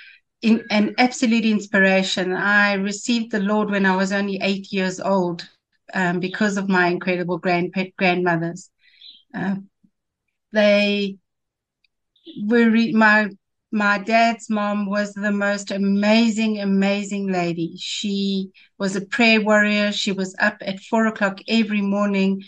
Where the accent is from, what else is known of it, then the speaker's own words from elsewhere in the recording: Johannesburg, Gauteng, South Africa; I was born in Johannesburg. I lived my whole life here in Johannesburg